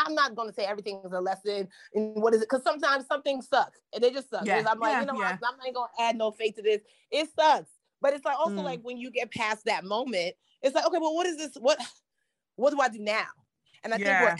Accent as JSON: {"language": "English", "country": "United States", "also_born_or_lived": "Nigeria", "said": "I'm Nigerian American gal, parents have these very specific expectations"}